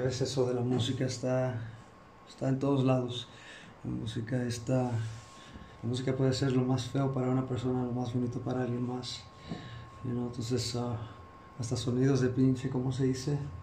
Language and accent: Spanish; Chicago, Illinois, United States; now in Xalapa, Mexico; yo, soy de Chicago, pero pues ya, ya me quedé aquí